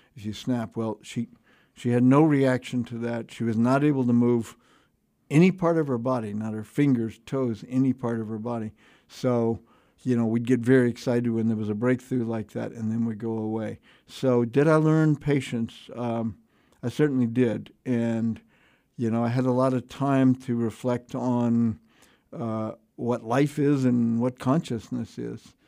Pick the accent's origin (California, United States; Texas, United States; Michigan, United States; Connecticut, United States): Texas, United States; Houston; American, you know, sort of English Isles, but three hundred years ago, American family in, in Houston, Texas